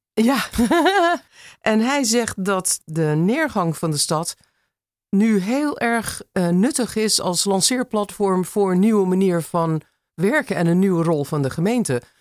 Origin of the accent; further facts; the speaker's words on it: Los Angeles, California, United States; Dutch is a second language; moved away as an adult; now in Amsterdam, Netherlands; De Los Angeles van mijn jeugd